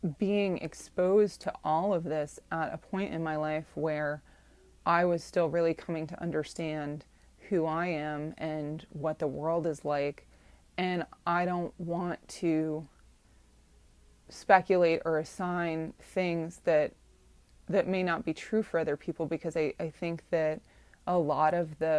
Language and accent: English; Ohio, United States; moved away; women's body parts, women's sexuality, where I grew up, is something that is viewed as an insult.